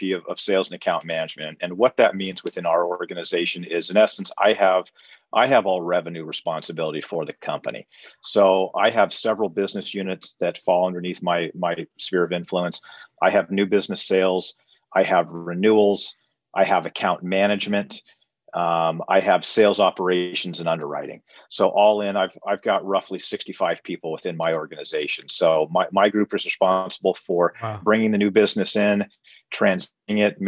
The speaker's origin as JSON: {"language": "English", "region": "Southern California", "country": "United States", "tie": "born or raised there", "also_born_or_lived": "Arizona", "said": "I was actually born and raised in Southern California. I'm a homegrown guy"}